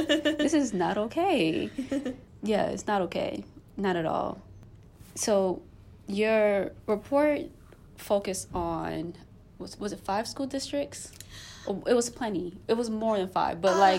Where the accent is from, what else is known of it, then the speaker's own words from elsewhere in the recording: New York City, New York, United States; I'm born and raised in New York City